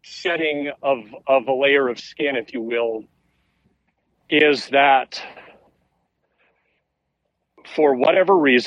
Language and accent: English; Oakville, Ontario, Canada; moved away as an adult; also born or lived in Toronto; now in Halifax, Canada; Oakville's my hometown.